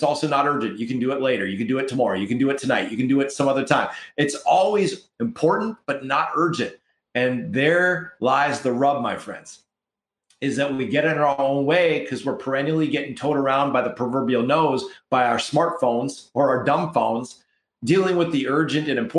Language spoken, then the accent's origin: English; Canada; We're from Canada here